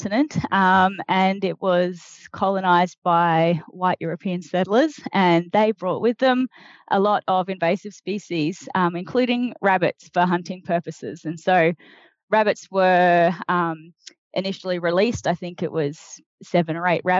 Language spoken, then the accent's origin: English; Australia